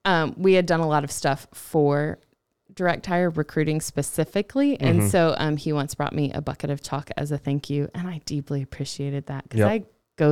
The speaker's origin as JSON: {"language": "English", "region": "North Carolina", "country": "United States", "tie": "born there", "also_born_or_lived": "Missouri / Georgia / Texas", "said": "Ooh, I was born in North Carolina."}